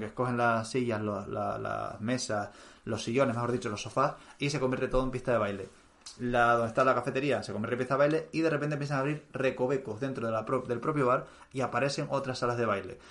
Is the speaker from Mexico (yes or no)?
no; Canary Islands, Spain; moved away; yo como soy canario